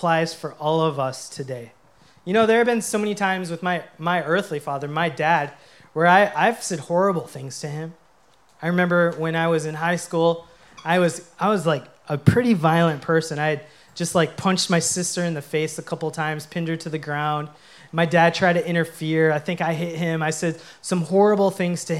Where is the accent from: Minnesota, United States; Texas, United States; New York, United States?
Minnesota, United States; I grew up playing hockey in Minnesota